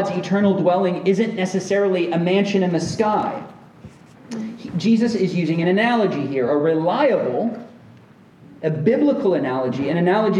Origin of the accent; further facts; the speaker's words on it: Central Florida, United States; we grew up together in Central Florida